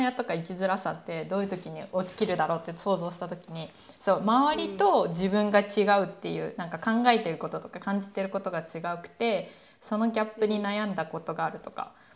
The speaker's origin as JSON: {"language": "Japanese", "region": "Kansai", "country": "Japan", "accent": "Kansai-ben", "said": "すごい関西弁出ちゃいましたけど"}